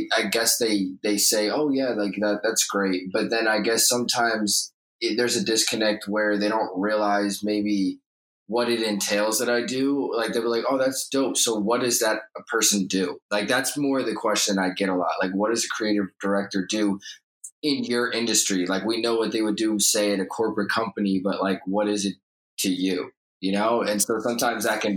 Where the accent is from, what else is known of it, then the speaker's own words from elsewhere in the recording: New York, United States; moved away as an adult; now in Los Angeles, United States; I'm from New York, but I'm located in LA now. For about 5 years